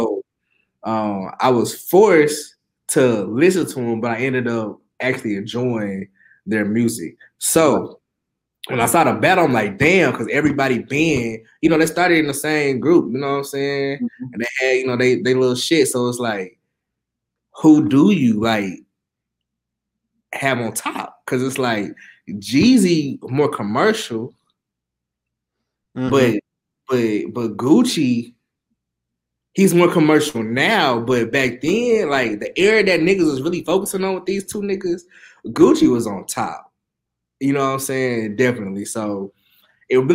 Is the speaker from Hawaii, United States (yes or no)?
no; Fort Smith, Arkansas, United States; also born or lived in Conway, Arkansas; growing up in Fort Smith